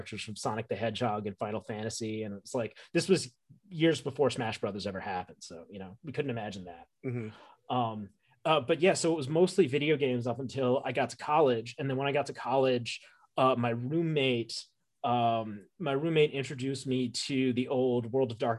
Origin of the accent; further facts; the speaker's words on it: New York, United States; I grew up in New York. I grew up in the greater New York